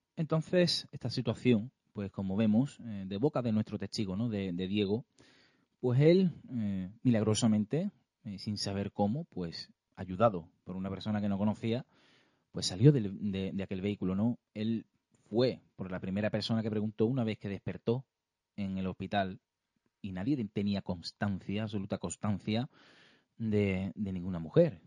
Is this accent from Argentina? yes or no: no; province of Cádiz, Andalusia, Spain; nosotros que somos gaditanos, somos de, aquí de la provincia de Cádiz